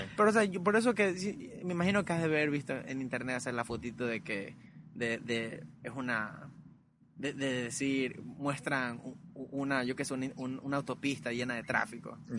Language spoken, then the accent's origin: Spanish; Guayaquil, Guayas, Ecuador; moved away; also born or lived in Vermont, United States; cuando yo crecí en Alborada